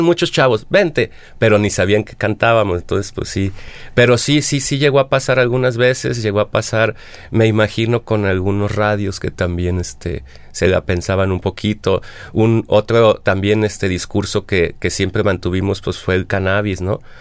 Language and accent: Spanish; Mexico; uno como mexicano